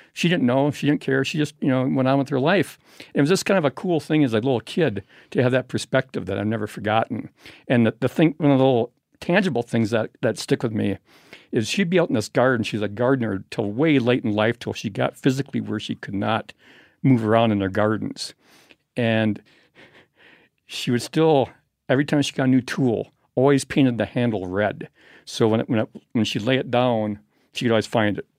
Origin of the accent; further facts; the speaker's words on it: Madison, Wisconsin, United States; I'm from Madison, Wisconsin